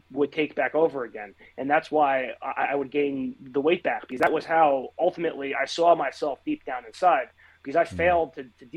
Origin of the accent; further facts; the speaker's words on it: New Jersey, United States; I've been living in New Jersey for my entire life